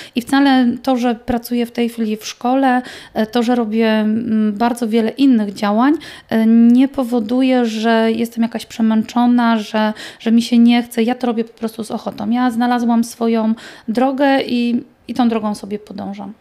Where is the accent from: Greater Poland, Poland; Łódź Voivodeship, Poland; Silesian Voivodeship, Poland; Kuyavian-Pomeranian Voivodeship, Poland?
Silesian Voivodeship, Poland; u nas na Śląsku